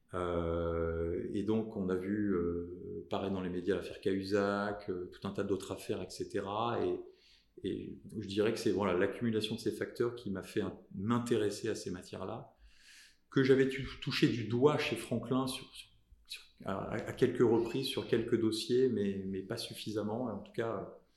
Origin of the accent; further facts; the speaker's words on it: south of France, France; je suis natif du sud de la France